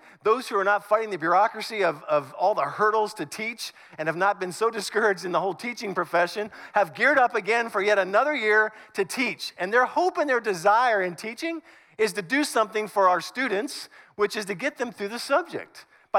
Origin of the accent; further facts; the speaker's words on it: Northern United States, United States; now in Southern United States; And I've been in the South longer than I lived in the North, but I'm still a Northerner.